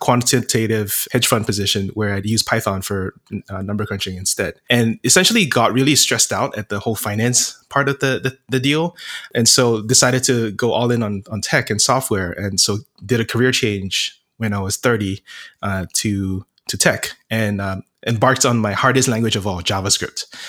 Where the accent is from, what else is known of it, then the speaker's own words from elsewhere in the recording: Singapore; moved away as an adult; also born or lived in United States; I'm originally from Singapore and moved to the States for college